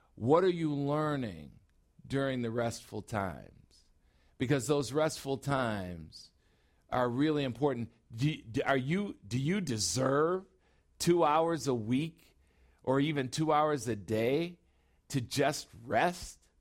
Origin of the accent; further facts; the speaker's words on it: Chicago, Illinois, United States; now in Phoenix, United States; I'm a Chicagoan and now I'm in Phoenix